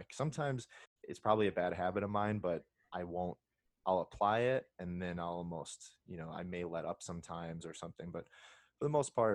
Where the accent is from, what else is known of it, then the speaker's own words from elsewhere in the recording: Indiana, United States; I'm from Indiana